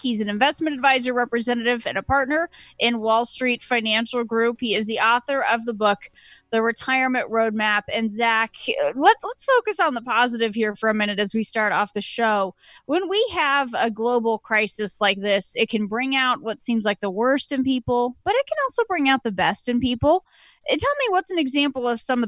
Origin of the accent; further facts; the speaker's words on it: Kansas, United States; moved away; my hometown where I grew up in Kansas